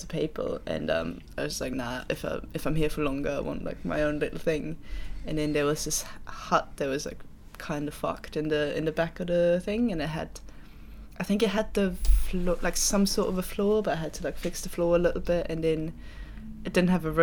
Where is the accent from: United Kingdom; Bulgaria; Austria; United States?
Austria; Linz, Upper Austria; moved away as an adult; also born or lived in Vienna; And then I lived in Vienna. I'm from Linz.